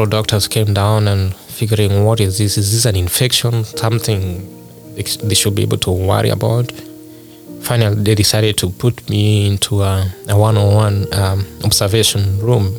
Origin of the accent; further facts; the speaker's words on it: Kenya; moved away; I'm originally from Kenya